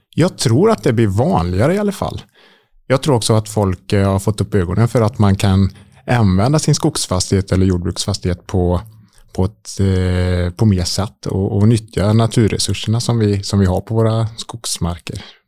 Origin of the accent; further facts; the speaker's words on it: Borås, Västra Götaland, Sweden; Jag eh, är eh, född och uppvuxen utanför Borås